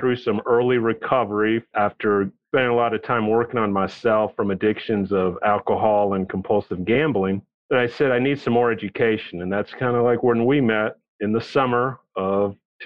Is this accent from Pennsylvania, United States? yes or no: no; Texas, United States; also born or lived in New York City / Bolivia (ancestry); born in New York City, but I was raised in Texas